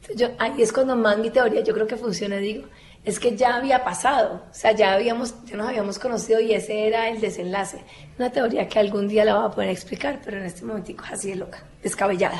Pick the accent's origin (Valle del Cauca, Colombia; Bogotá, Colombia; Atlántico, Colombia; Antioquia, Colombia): Valle del Cauca, Colombia; Cali; accent: caleño; moved away; yo soy caleño